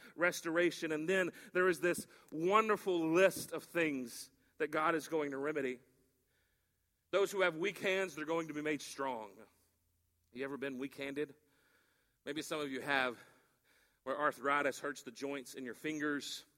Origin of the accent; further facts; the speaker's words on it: West Texas, United States; growing up in West Texas